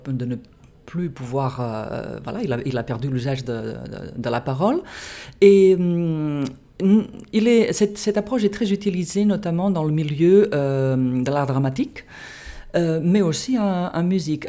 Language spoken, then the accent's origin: French; Catalonia, Spain; French is a second language; moved away as an adult; also born or lived in United States / England; now in France; je me suis formée dans mon pays d'origine, en, Catalogne, en Espagne